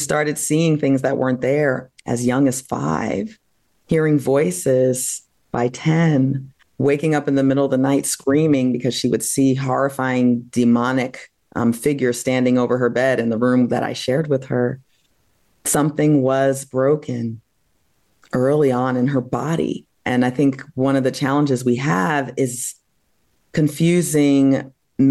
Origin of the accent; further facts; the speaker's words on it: New Jersey, United States; also born or lived in Massachusetts; I grew up in New Jersey